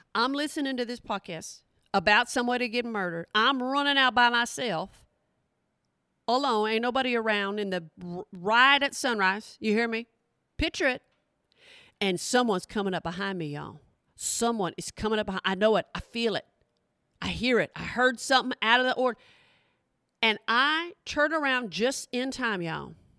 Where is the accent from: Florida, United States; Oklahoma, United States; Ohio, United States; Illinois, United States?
Oklahoma, United States; I'm from Oklahoma. That is my people